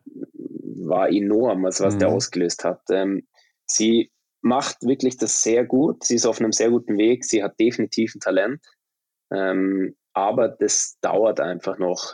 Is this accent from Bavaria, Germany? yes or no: yes; Munich, Bavaria, Germany; moved away as an adult; also born or lived in Traunstein; now in Sweden; ich bin gebürtiger Münchner tatsächlich